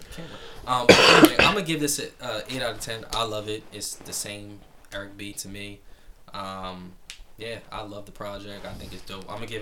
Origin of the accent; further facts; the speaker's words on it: New Jersey, United States; all my family is from Carolina, so I'm the only, me and my mom the only ones that are from, born and raised in North Jersey